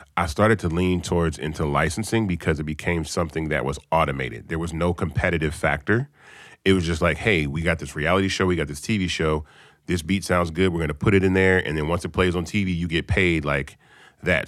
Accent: Memphis, Tennessee, United States; now in Atlanta, United States; I'm from Memphis

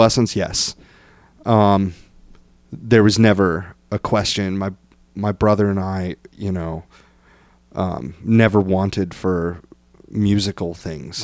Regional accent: Bryan, Ohio, United States; I'm from Bryan, Ohio.

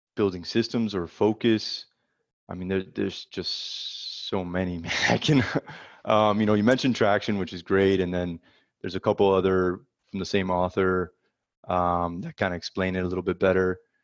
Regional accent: South Florida, United States; moved away as an adult; now in Dallas, United States; I'm originally from South Florida

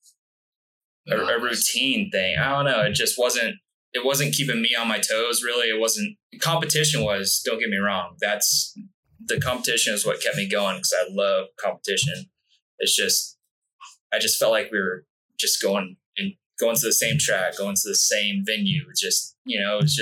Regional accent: Alpine, California, United States; also born or lived in El Cajon, California / New Mexico / La Mesa, California; I grew up in Alpine

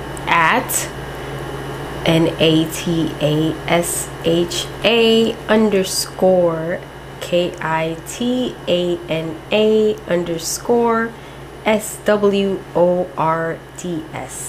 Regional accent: Miami, Florida, United States; also born or lived in Hialeah, Florida; Born and raised in Miami.

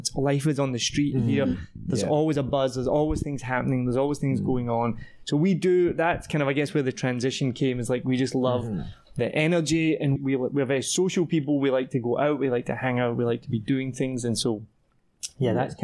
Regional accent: Scotland, United Kingdom; also born or lived in Wellington, New Zealand; now in Vietnam; I'm from Scotland.

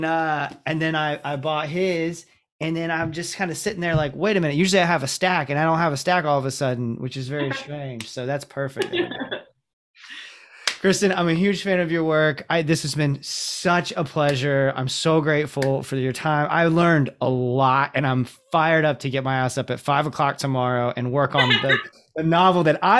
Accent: Ocala, Florida, United States; I'm coming from Ocala, so the bar set pretty low, but like Jacksonville was the first place that I lived

